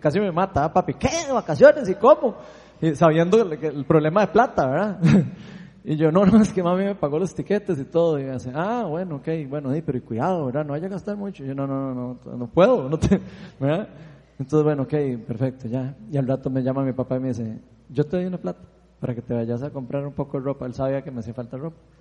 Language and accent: Spanish; Costa Rica; somos ticos